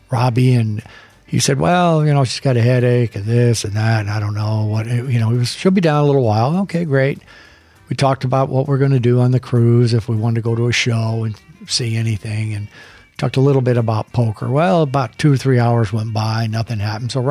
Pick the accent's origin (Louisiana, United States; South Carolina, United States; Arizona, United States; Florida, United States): Arizona, United States; Phoenix; And where are you from? Well, Phoenix. Oh, I'm from Phoenix.